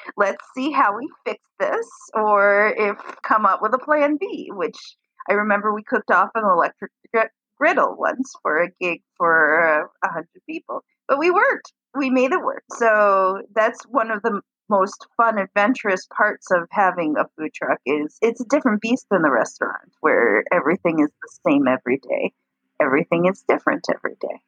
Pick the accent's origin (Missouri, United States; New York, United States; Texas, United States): New York, United States; moved away as an adult; also born or lived in Florida; now in Detroit, United States; I grew up in New York when my grandmother moved to Florida, and I I moved down with my grandmother to Florida for a little while